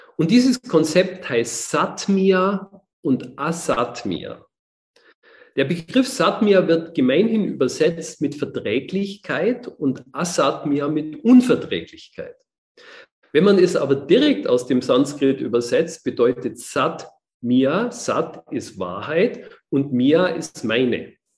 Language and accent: German; Germany; bei uns in Deutschland